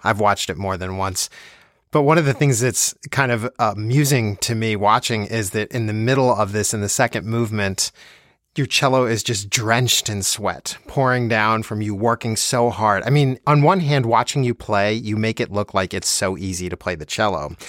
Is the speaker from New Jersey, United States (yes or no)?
yes; Plainfield, New Jersey, United States; I grew up in New Jersey also